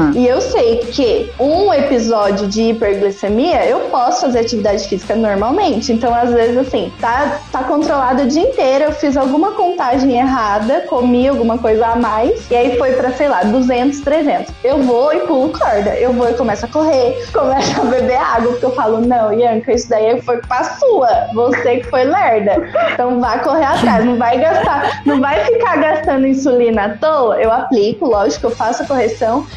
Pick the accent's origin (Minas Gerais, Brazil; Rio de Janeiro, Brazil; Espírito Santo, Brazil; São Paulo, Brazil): Minas Gerais, Brazil; Cambuí; Cambuí, Minas Gerais também